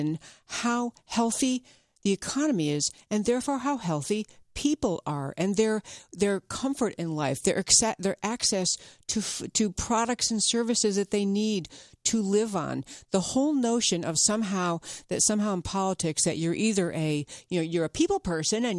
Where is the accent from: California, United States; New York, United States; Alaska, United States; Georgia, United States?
New York, United States; upstate; I grew up in upstate New York